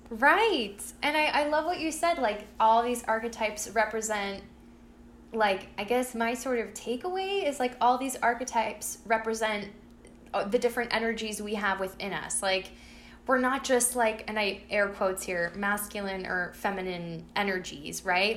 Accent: Peabody, Massachusetts, United States; my hometown, I mean, there's like separations within my hometown and it's like oh um, you know everyone who ha- who is low income and um, is not white lives in central peabody

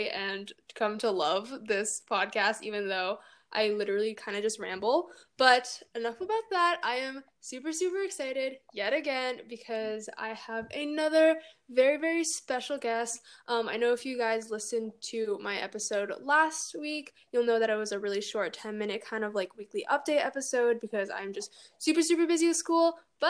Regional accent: California, United States; moved away as an adult; now in Chicago, United States; I'm from California

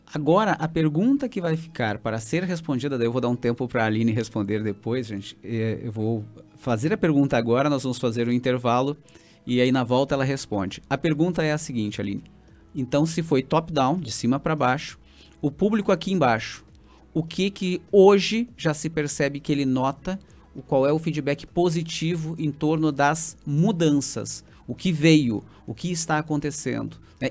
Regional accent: Santa Maria, Rio Grande do Sul, Brazil; fui criado em, em Santa Maria

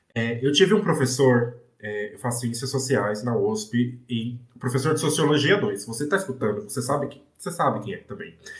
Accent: São Paulo, Brazil; Eu sou de Guaianazes, eu cresci e vivi em Guaianazes, eu ainda vivo em Guaianazes

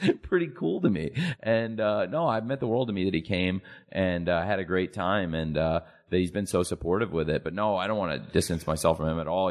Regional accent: Jacksonville, Florida, United States; my hometown, Jacksonville, Florida

